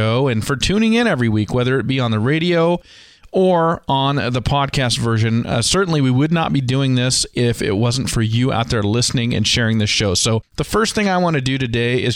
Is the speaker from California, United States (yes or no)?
yes; California, United States; moved away as an adult; also born or lived in Montana; now in Treasure Valley, Idaho, United States; I grew up in California